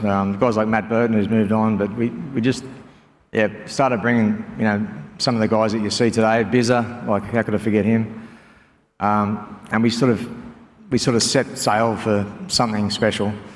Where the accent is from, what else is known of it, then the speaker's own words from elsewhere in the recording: Northern Beaches, New South Wales, Australia; also born or lived in Auckland, New Zealand; now in Penrith, Australia; we're from the Northern Beaches.